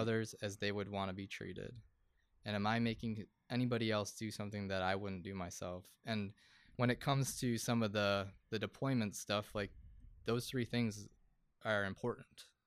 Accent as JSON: {"language": "English", "town": "Buffalo", "region": "New York", "country": "United States", "said": "I'm, I'm from Buffalo"}